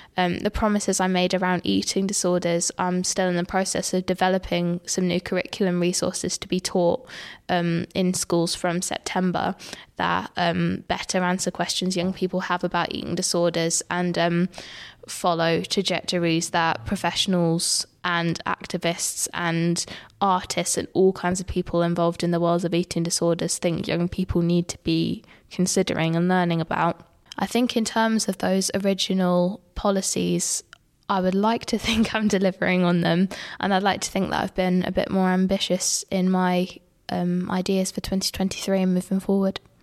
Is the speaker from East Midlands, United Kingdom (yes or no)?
no; Peterborough, East of England, United Kingdom; I'm from Alton and Woodstone